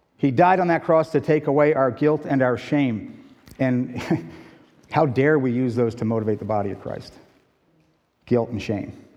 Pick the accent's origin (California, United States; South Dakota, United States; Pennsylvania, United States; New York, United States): Pennsylvania, United States; West Chester; moved away as an adult; also born or lived in Point Pleasant Beach, New Jersey / Brazil; now in Michigan, United States; I was raised in Westchester, Pennsylvania.